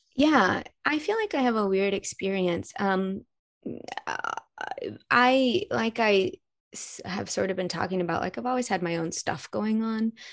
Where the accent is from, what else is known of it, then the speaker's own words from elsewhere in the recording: Arkansas, United States; moved away as an adult; now in Los Angeles, United States; I'm from Arkansas originally